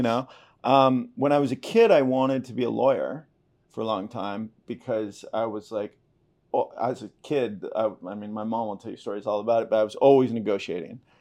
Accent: Topanga, California, United States; moved away as an adult; also born or lived in Los Angeles / San Francisco / France; now in Malibu, United States; I grew up in Topanga Canyon, which is basically like the, it's a little town, um, just south southeast of Malibu

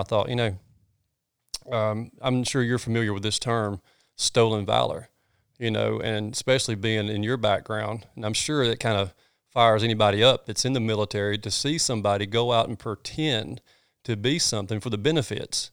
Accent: North Georgia, United States; also born or lived in Red Bud; I grew up in North Georgia. I grew up hunting these hills

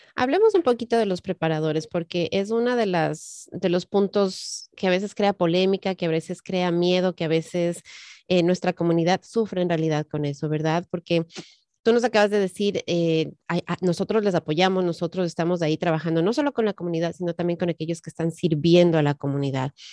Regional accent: Ecuador; also born or lived in Colombia; now in Maryland, United States; yo soy de Ecuador, aparte que mi, sangre es colombiana

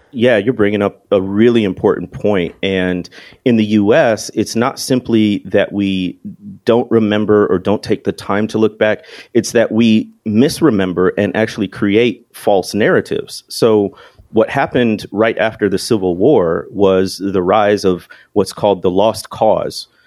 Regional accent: Chicago area, Illinois, United States; moved away as an adult; also born or lived in Mississippi Delta; I came from the Chicago area originally

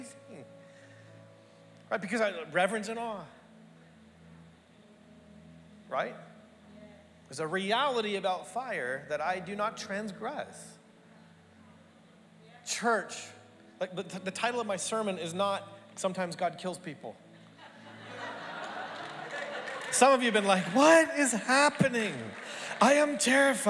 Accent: Canada; now in Australia; Growing up in Canada

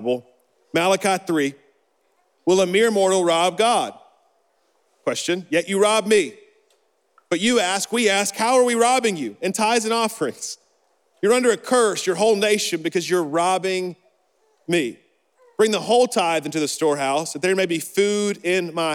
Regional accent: Birmingham, Alabama, United States; little good Christian, little Baptist boy in Birmingham

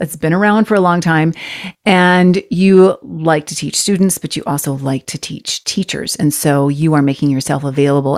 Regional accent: United States

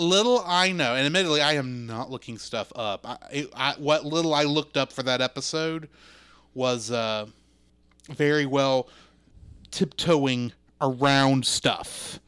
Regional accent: Texas, United States; I grew up in Texas

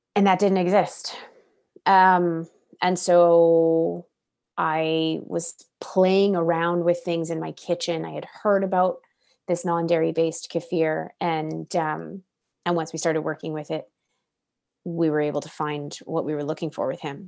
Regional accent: Oregon, United States; moved away as an adult; now in British Columbia, Canada; I'm originally from Oregon and, uh, and grew up there with my family.

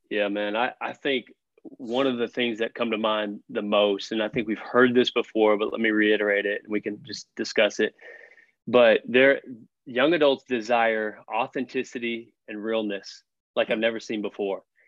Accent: Fort Worth, Texas, United States; I grew up on the Fort Worth side

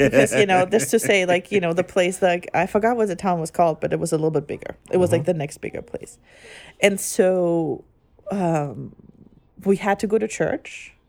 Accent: Germany; English is a second language; now in United States; growing up in Germany and ever only ever going to Catholic church, I guess.

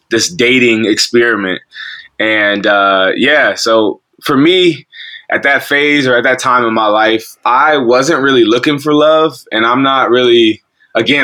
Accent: Columbus, Ohio, United States; I'm born and raised in Columbus, Ohio. I've been here for, I'm 30 years old

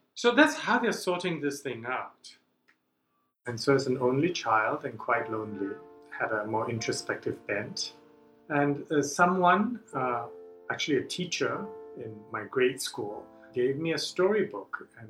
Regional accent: Singapore; So I grew up in Singapore to English educated parents.

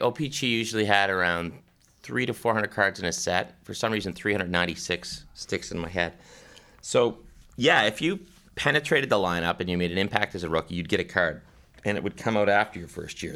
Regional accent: Pictou County, Nova Scotia, Canada; now in Toronto, Canada; where Sid and I grew up, we're both from Nova Scotia

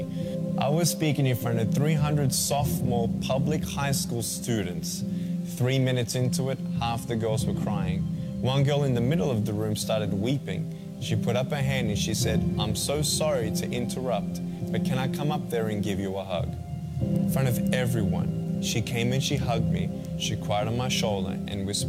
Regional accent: Melbourne, Victoria, Australia; I was born in Melbourne, Australia, 1982

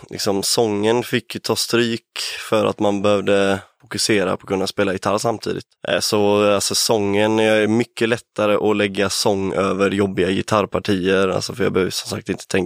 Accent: Gothenburg, Västra Götaland, Sweden; Jag är från Göteborg.

